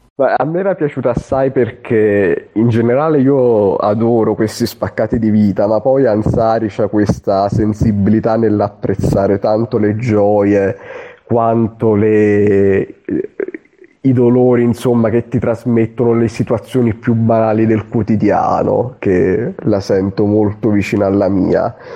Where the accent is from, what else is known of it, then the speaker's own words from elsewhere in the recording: Southern Italy, Italy; moved away; io sono un terrone che vive nel nord Italia, nell'estremo nord